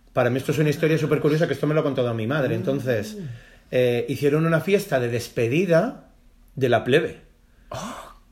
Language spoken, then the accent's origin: Spanish; Palma, Balearic Islands, Spain; moved away; cuando vivíamos en Mallorca, que yo nací en Palma de Mallorca